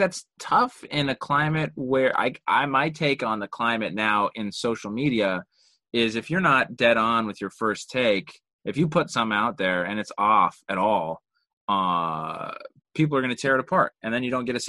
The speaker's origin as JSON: {"language": "English", "region": "Utah", "country": "United States", "moved": "yes", "lives_now": "Los Angeles, United States", "said": "Utah. I'm from Utah originally."}